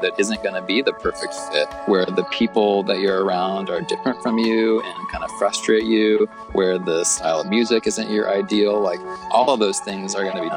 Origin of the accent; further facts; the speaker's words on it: Midwest of the U.S., United States; also born or lived in Oklahoma / Kansas; I grew up in the Midwest of the U.S., so Oklahoma, Kansas, kind of born and raised in the church